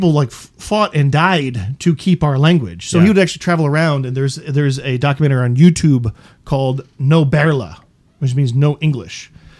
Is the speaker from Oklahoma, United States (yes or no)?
yes; Oklahoma, United States; I'm not Irish, right? I'm American of Irish descent. Like, so genetically, sure, I'm Irish. Culturally, I'm American. Like, I'm an Okie in America.